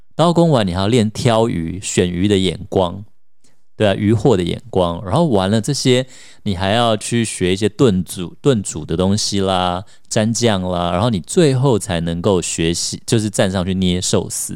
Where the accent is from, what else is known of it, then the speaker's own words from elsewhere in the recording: Taiwan; 像我们在台湾长大的小孩